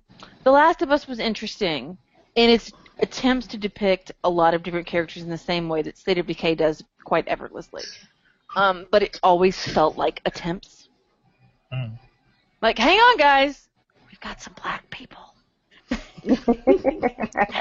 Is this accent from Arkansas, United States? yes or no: yes; Arkansas, United States; I grew up in Arkansas